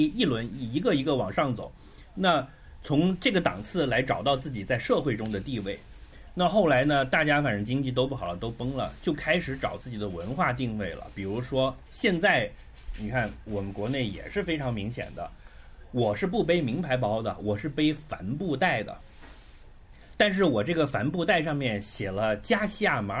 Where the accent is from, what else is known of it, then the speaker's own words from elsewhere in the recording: Macau; 就是说，我们澳门人生活很艰难的，一定要有一个捞的